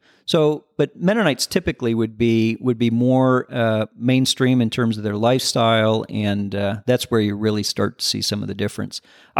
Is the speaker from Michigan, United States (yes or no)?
yes; Michigan, United States; also born or lived in Indiana; I grew up in, I was born in Michigan. We moved around a bit when I was a kid, ended up back in Michigan, lived in northern Indiana and southern Michigan.